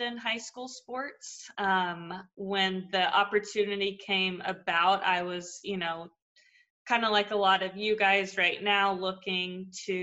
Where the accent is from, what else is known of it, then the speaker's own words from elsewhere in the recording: Fayetteville, Arkansas, United States; moved away as an adult; now in Ohio, United States; I'm from Fayetteville, Arkansas.